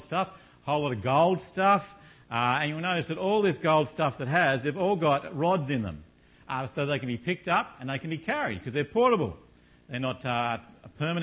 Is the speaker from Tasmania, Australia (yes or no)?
yes; Launceston, Tasmania, Australia; moved away; I come from Launceston in Tasmania